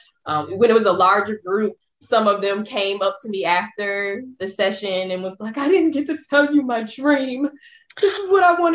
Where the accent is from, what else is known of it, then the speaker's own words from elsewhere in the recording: the South, United States; growing up, I am from the South